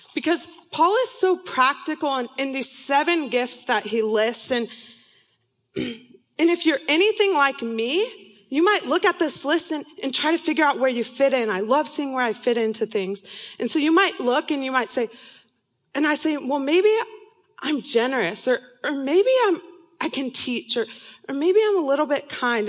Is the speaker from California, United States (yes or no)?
yes; San Diego, California, United States; moved away as an adult; also born or lived in Irvine, California; now in Seattle, United States; I'm from, was born and raised in San Diego, California